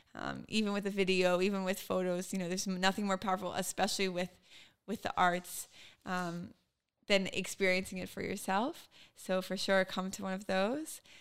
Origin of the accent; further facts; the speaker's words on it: Richmond, Virginia, United States; moved away as an adult; now in Israel; growing up in Richmond